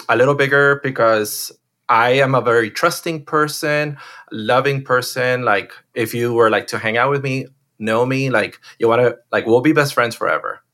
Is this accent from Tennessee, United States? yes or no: no; Miami, Florida, United States; I'm one of those, like, uh, rare ones that was born and raised in Miami.